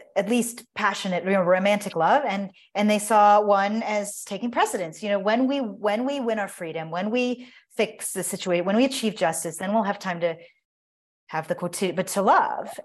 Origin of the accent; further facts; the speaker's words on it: United States; as an American